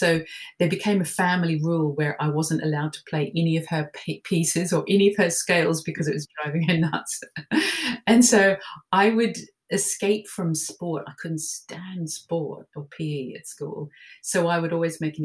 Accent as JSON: {"language": "English", "town": "Melbourne", "region": "Victoria", "country": "Australia", "tie": "born or raised there", "said": "I grew up in Melbourne, Australia, and went to a convent school there"}